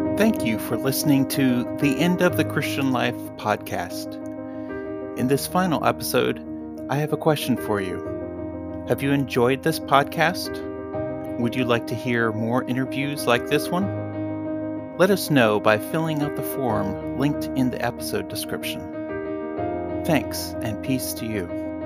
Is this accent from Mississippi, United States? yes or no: no; Kansas, United States; now in Michigan, United States; growing up in Kansas